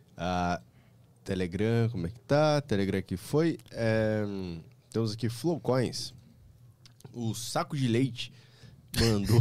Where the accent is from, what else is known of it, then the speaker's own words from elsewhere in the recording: Sorocaba, São Paulo, Brazil; moved away as an adult; now in São Paulo, Brazil; Eu sou de Sorocaba